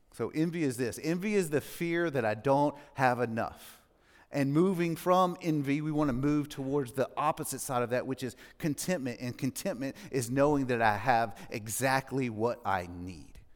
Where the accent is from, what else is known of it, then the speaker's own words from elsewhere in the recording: Mississippi, United States; now in Franklin, United States; I grew up in Mississippi, not a great part of Mississippi.